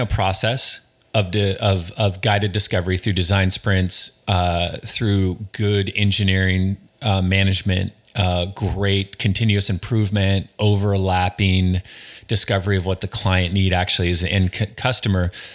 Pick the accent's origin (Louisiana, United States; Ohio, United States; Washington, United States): Washington, United States; Snohomish; I am, I am from Snohomish